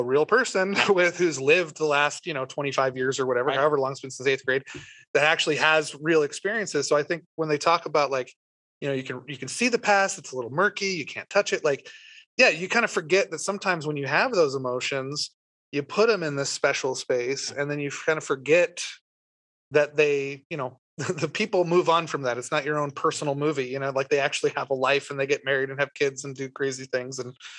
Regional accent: Tampa, Florida, United States; I was this redneck from Tampa, Florida

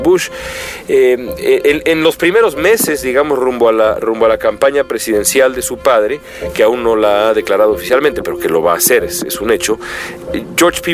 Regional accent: Mexico City, Mexico; moved away as an adult; now in Los Angeles, United States; los aguaceros de mi infancia en la Ciudad de México

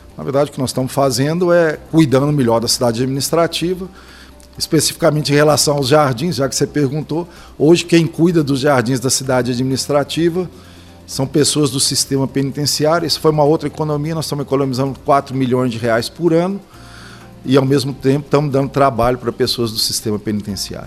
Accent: Belo Horizonte, Minas Gerais, Brazil; sou natural de Belo Horizonte

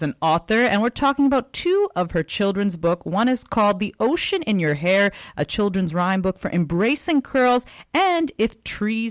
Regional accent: Richmond, British Columbia, Canada; I was also born in Richmond

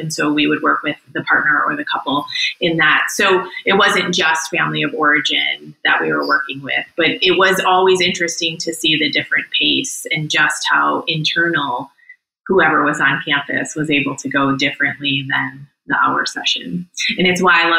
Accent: Chicago, Illinois, United States; moved away as an adult; now in Asheville, United States; born and raised in Chicago

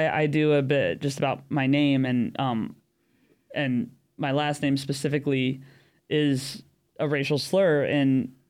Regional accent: United States; moved away as an adult; also born or lived in San Diego; now in London, United Kingdom; I am American, but I live in London. I've lived in London since the beginning of 2020

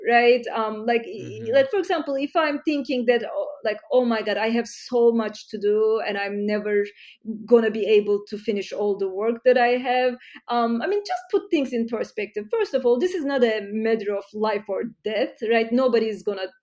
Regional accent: Istanbul, Turkey; now in United States; I grew up in Turkey, Istanbul

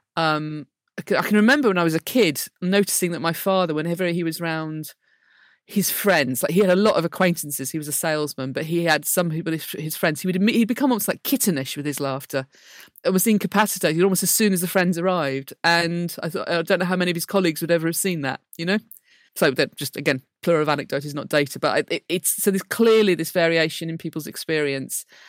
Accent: Blackburn, North West England, United Kingdom; I grew up in Blackburn

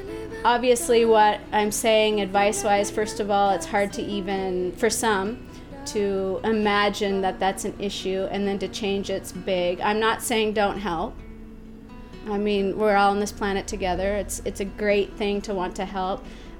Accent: United States; moved away as an adult; now in Ecuador; I'm from the States

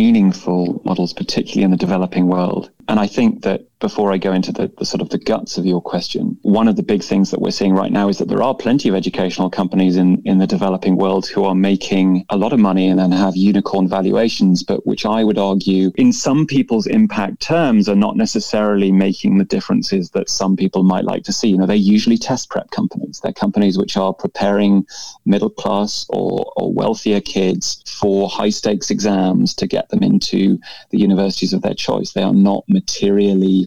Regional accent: United Kingdom; being a Brit

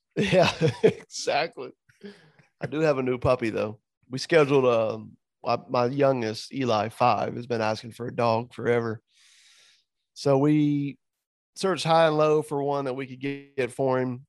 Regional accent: Southwest Florida, United States; here in my hometown

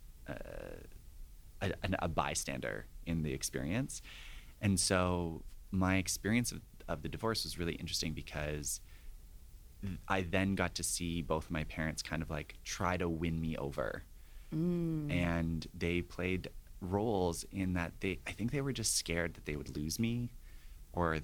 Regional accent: Ontario, Canada; My experience growing up in Ontario, my parents divorced when I was 10

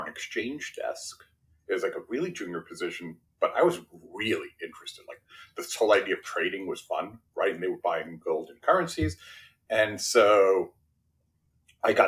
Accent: New York City, New York, United States; first language Spanish; English is a second language; I grew up in Brooklyn, New York, in a blue collar house

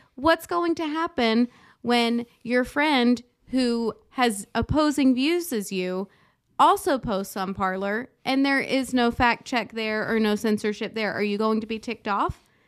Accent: United States

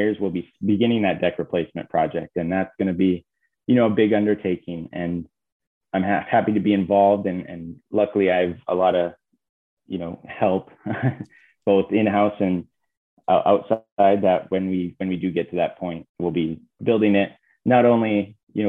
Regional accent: Iron Mountain, Michigan, United States; growing up in Iron Mountain

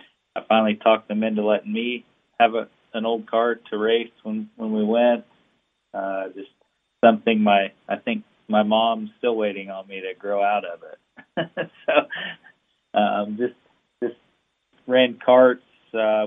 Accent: Sumner, Illinois, United States; my hometown in Sumner, Illinois

